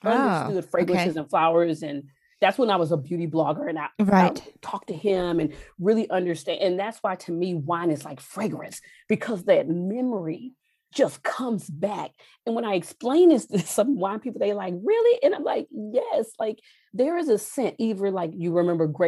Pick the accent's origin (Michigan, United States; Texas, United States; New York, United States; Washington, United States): Texas, United States; I grew up in Texas